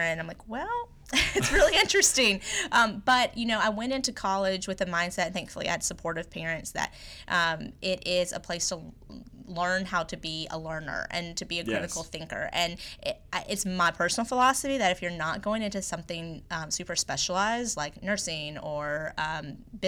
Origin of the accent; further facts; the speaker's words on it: Mint Hill, North Carolina, United States; I was from Mint Hill, which is right outside of Charlotte